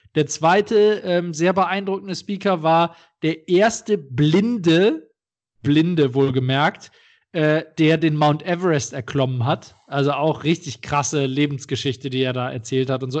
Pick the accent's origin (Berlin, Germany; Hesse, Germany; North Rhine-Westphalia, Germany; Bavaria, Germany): North Rhine-Westphalia, Germany; Düsseldorf; in meiner Heimatstadt in Düsseldorf